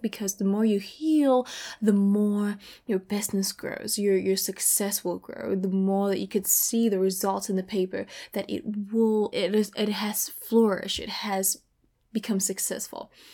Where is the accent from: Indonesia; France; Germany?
Indonesia; moved away as an adult; now in California, United States; I am from Indonesia